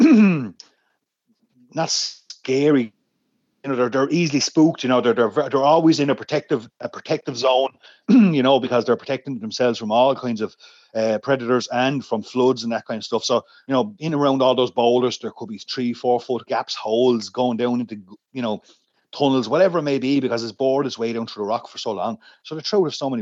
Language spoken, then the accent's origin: English; Rathdrum, Leinster, Ireland; I grew up in Rathdrum in County Wicklow, up in the Wicklow Mountains